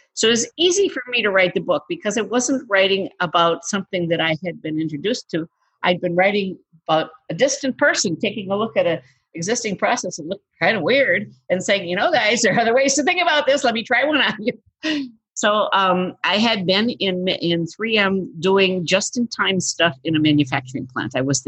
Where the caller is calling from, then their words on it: Eden Prairie, Minnesota, United States; So we're calling from Eden Prairie, Minnesota, which is a suburb of Minneapolis.